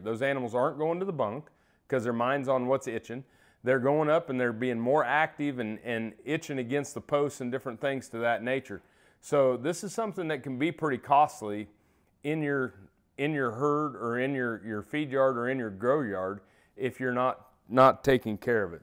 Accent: Iowa, United States; moved away as an adult; also born or lived in Kansas; Iowa was my home state. So coming back home

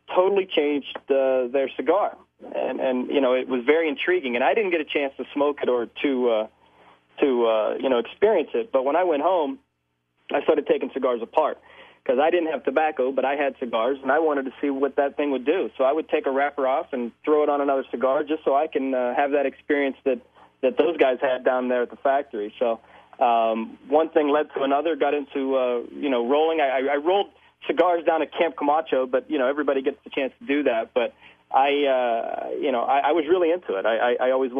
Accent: Pittsburgh, Pennsylvania, United States; Born and raised in Pittsburgh

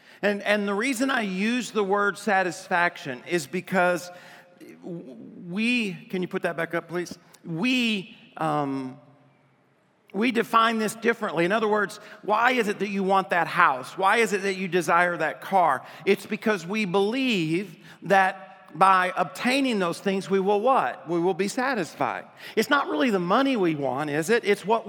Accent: Adrian, Michigan, United States; born there; also born or lived in Arkansas; I was born in Adrian, Michigan, and when I was born, my dad, I guess, talked my mom into naming me … my dad was from Arkansas. And when we moved to Arkansas

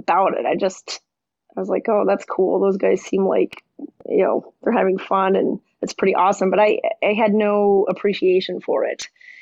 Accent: Montana, United States; I grew up in Montana and my dad is a pilot

